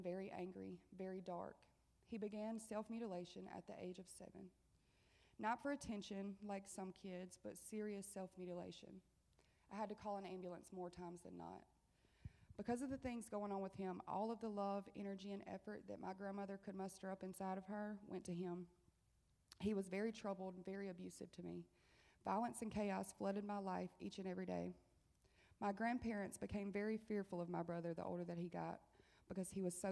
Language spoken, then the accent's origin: English; Monticello, Mississippi, United States; I'm 30 years old, and I'm from Monticello, Mississippi.